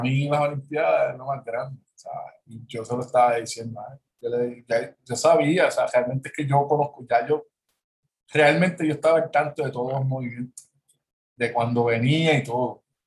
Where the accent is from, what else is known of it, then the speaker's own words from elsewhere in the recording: Jayuya, Puerto Rico; also born or lived in Worcester, Massachusetts, United States / San Juan, Puerto Rico / San Germán, Puerto Rico; yo soy natural de Jayuya